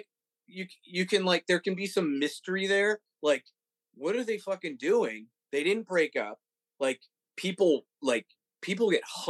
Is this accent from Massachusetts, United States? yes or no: yes; Mansfield, Massachusetts, United States; moved away as an adult; also born or lived in Roslindale, Massachusetts / Los Angeles; now in Nashville, United States; I grew up in Mansfield, Massachusetts. Before that, it was Rosendale. I only lived in Rosie for a little bit.